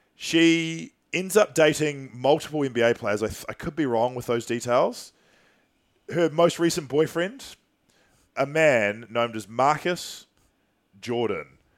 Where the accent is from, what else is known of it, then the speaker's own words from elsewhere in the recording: New Zealand; how I was raised in New Zealand